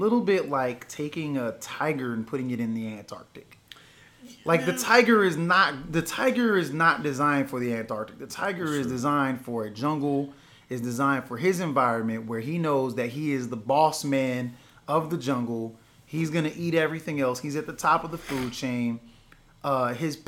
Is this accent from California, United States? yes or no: yes; Compton, California, United States; I'm from Compton.